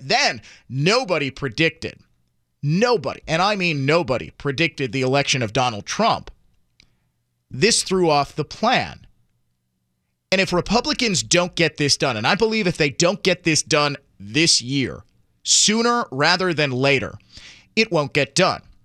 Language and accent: English; Milwaukee, Wisconsin, United States; my hometown